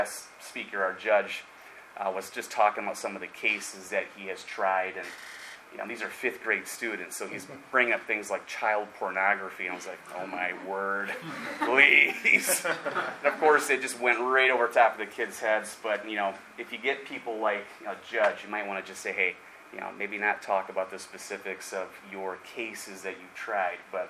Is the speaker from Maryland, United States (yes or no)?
no; Chicago area, Indiana, United States; we're from Indiana, Chicago area